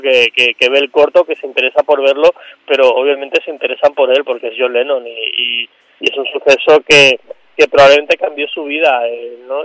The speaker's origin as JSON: {"language": "Spanish", "area": "Mallorca", "region": "Balearic Islands", "country": "Spain", "tie": "born or raised there", "said": "yo crecí en Mallorca, soy de Mallorca, crecí en Mallorca"}